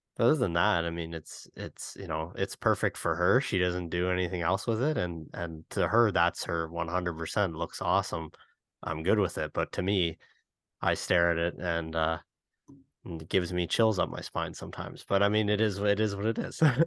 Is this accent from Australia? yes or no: no; Canada; as a Canadian